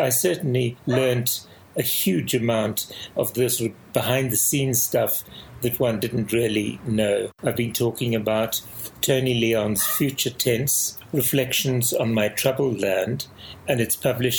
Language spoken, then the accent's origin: English; South Africa